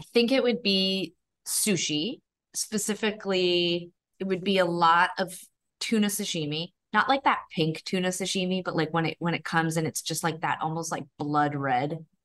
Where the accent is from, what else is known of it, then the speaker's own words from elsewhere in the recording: Calgary, Alberta, Canada; growing up in Calgary in the nineteen nineties